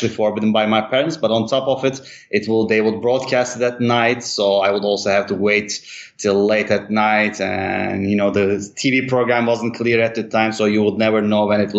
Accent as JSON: {"language": "English", "region": "Istanbul", "country": "Turkey", "tie": "born or raised there", "also_born_or_lived": "Europe / United States / Mexico / Thailand", "said": "I grew up in Istanbul till I was 17, and then I moved abroad"}